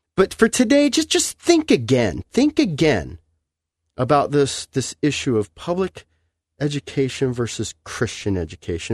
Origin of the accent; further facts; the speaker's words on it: Los Angeles, California, United States; I'm from Los Angeles, you know, the cement jungle